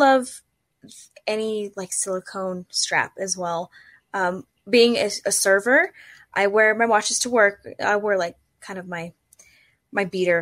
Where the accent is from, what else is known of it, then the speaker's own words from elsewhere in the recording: Southern California, United States; moved away as an adult; now in Colorado, United States; I'm from Southern California, which has warm weather